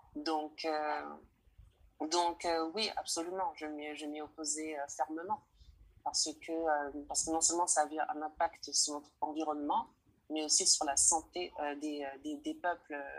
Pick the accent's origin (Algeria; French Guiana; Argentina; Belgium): French Guiana; je suis originaire de Guyane française, un département